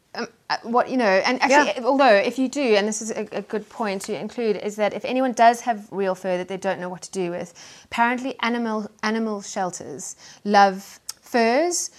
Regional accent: South Africa; moved away; as you can tell from my accent, I grew up in um, in South Africa

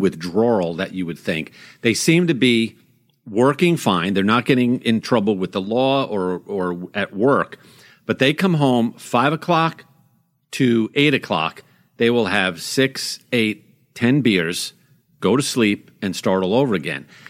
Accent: Long Island, New York, United States; moved away; when I was a kid growing up on Long Island

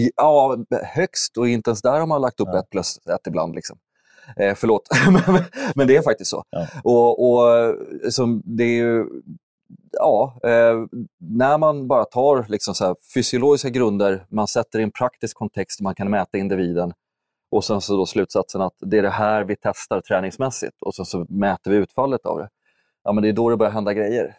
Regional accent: Huddinge, Stockholm County, Sweden; also born or lived in Täby; jag är ursprungligen uppvuxen i Stockholm, eller strax söder om Stockholm, Huddinge, söderorten.

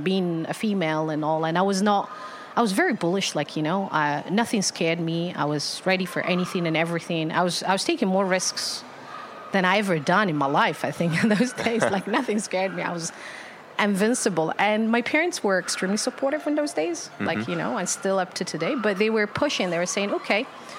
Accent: Algeria; born there; So I'm born in Algeria. I was born in Algeria. Mm-hmm. So, and yeah, and that's where I spent some of my life, but not a lot, really.

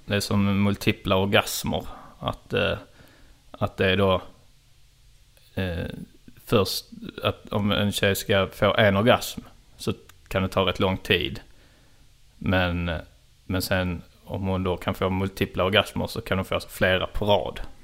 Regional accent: Trelleborg, Skåne, Sweden; moved away; när jag är hemma i Trelleborg och sitter och tar ett glas vin med min mamma

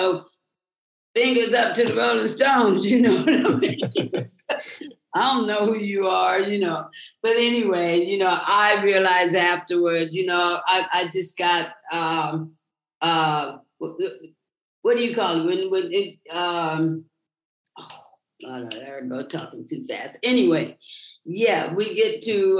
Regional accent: United States; moved away as an adult; also born or lived in England / East Texas; now in Spain; I lived in America from up until the time I was 18

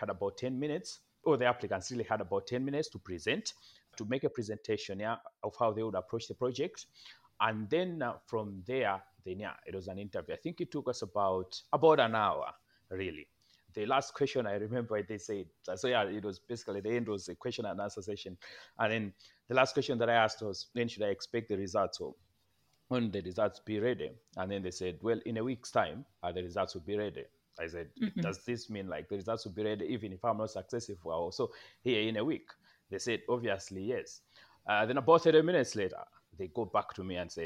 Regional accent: Malawi; moved away; I'm not just in my home country, but also I am in my home district

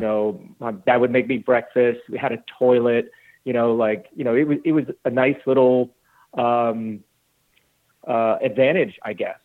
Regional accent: Glenwood Springs, Colorado, United States; moved away as an adult; also born or lived in South Carolina; now in Greenville, United States; I grew up in Glenwood Springs, Colorado

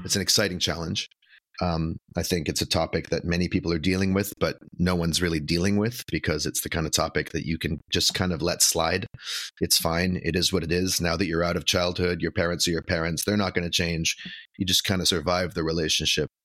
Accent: Vancouver, British Columbia, Canada; moved away as an adult; now in Brooklyn, United States; I'm from Vancouver, Canada, originally.

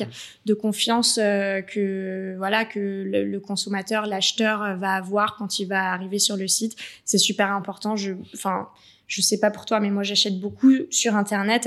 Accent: Paris, Île-de-France, France; moved away as an adult; now in Marseille, France; je suis parisienne

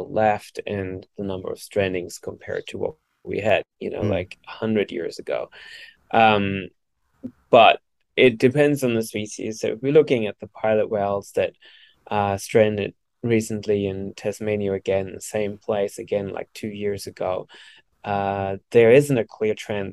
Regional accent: Germany; now in Australia; I'm originally from Germany

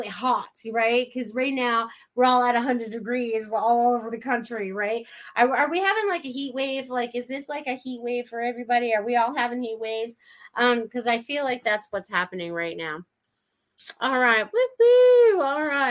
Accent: New England, United States; me growing up in New England

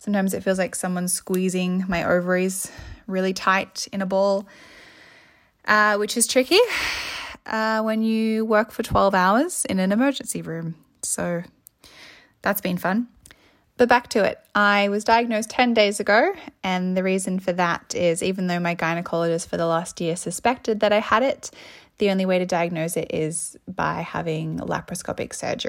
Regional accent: Sydney, New South Wales, Australia; I'm 24 and I'm from Sydney, which is Gadigal land

